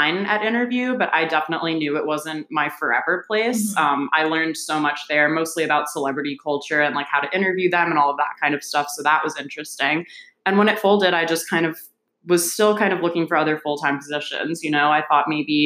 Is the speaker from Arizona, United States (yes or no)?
no; New Jersey, United States; moved away as an adult; now in New York, United States; I am originally from New Jersey